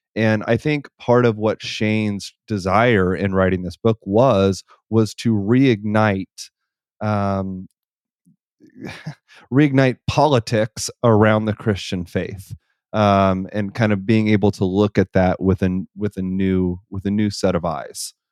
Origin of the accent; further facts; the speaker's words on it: northwest Missouri, United States; I grew up in northwest Missouri in a very rural area